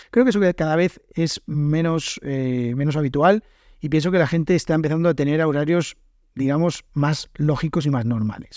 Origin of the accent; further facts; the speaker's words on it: Spain; los españoles siempre llegamos tarde